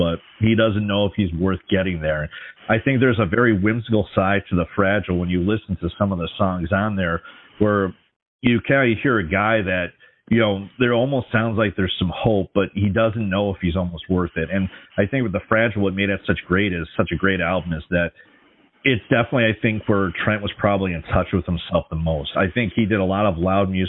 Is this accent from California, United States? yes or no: no; Minnesota, United States; Grew up in Minnesota in the metro area